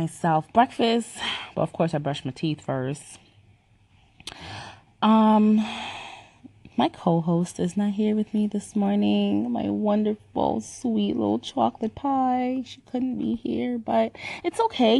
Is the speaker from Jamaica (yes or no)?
yes; Jamaica; moved away; I was born and raised in the island of Jamaica. So sometimes when I speak, you're gonna hear my accent